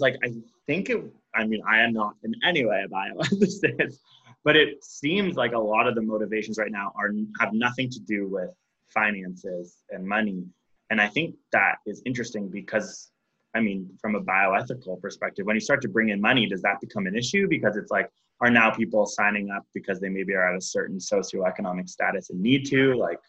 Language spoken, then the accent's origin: English; Canada; Yeah, we're Canadian, so we have universal healthcare.